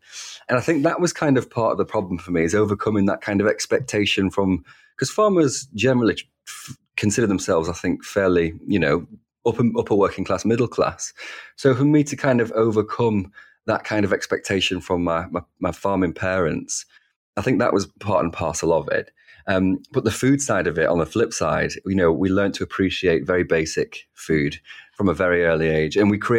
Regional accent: Wigan, North West England, United Kingdom; accent: Northern; You know, celebrating my Northern accent, that's something I used to try and quieten and dampen. Whereas now I'm proud to be a working class ruffian from Wigan.

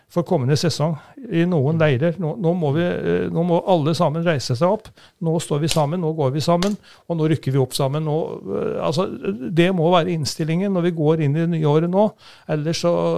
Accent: Brekken, Trøndelag, Norway; moved away as an adult; also born or lived in Romerike; now in Oslo, Norway; i tredje divisjon i Brekken, der jeg kommer fra

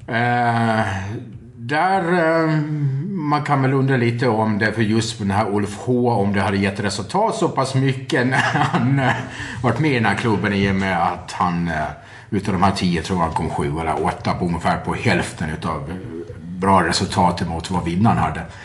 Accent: Gotland, Sweden; jag är gotlänning

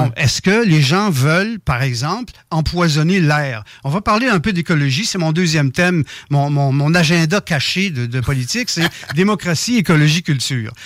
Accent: Saint-Malachie, Quebec, Canada; je suis originaire du Québec. j'ai passé une bonne partie de mon enfance dans Dorchester, ça s'appelait dans Beau-Sud, Saint-Malachie.

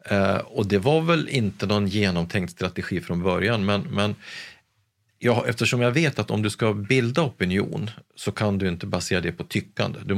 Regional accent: Gävle, Gävleborg County, Sweden; Jag är från Gävle, född och uppvuxen

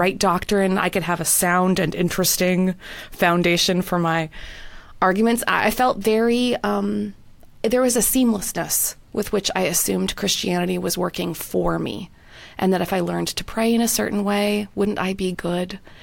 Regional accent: Winnipeg, Manitoba, Canada; moved away as an adult; also born or lived in London, United Kingdom; now in North Carolina, United States; my hometown of Winnipeg

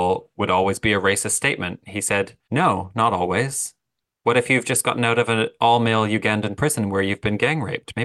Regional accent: Canada; I'm Canadian

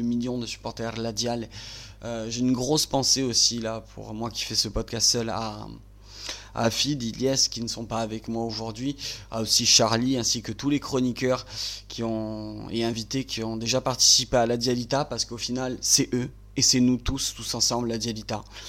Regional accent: Bastia, Corsica, France; je suis natif de Bastia

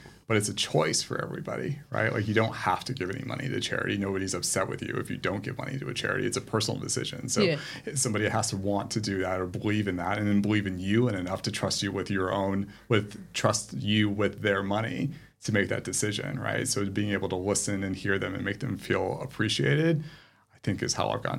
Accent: United States; moved away as an adult; also born or lived in England; now in Sydney, Australia; I am American, perhaps?

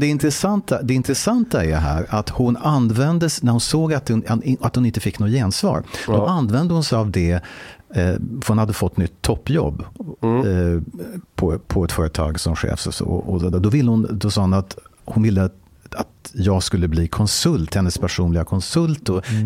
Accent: Stockholm, Stockholm County, Sweden; Jag är född och uppvuxen i Stockholm

